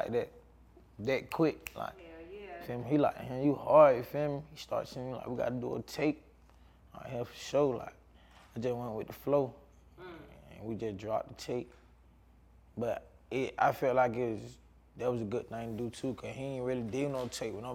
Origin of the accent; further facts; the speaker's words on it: Atlanta, Georgia, United States; I'm from Atlanta